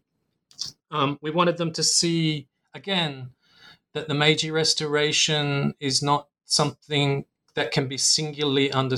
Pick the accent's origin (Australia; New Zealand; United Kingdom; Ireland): Australia; now in Singapore; my home country of Australia